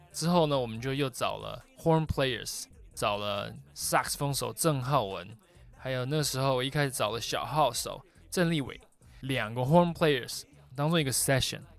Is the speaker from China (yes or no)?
no; Taiwan; moved away as an adult; also born or lived in New York; 我是在台湾出生长大的